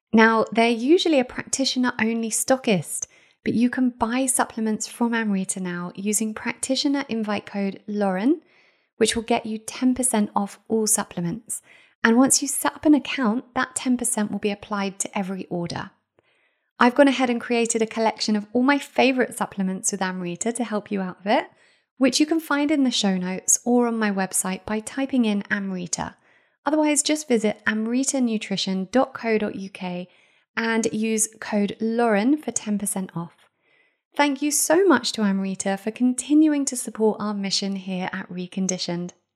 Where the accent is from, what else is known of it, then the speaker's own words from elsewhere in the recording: Israel; I am half Israeli. I grew up in Israel.